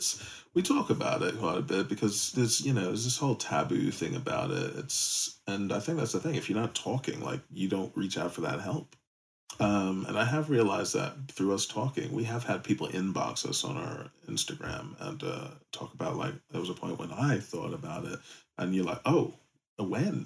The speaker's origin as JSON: {"language": "English", "country": "United States", "moved": "yes", "said": "As an American, we're born with a shrink"}